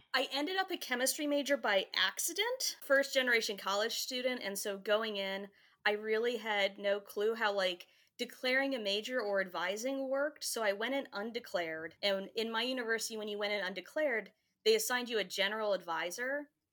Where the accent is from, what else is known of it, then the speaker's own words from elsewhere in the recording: Goldvein, Virginia, United States; Fauquier County, in a really small town